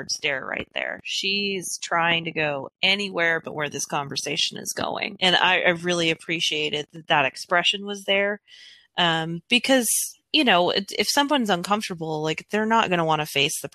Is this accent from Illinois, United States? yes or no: no; New Mexico, United States; I'm from New Mexico